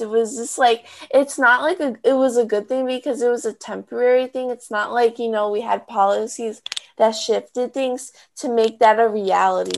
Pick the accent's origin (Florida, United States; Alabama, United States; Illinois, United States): Illinois, United States; Chicago; I'm from Chicago